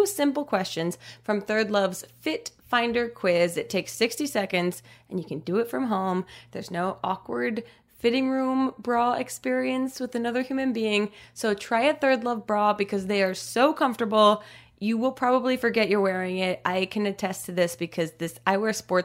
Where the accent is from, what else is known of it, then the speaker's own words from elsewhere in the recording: New Jersey, United States; We're both from New Jersey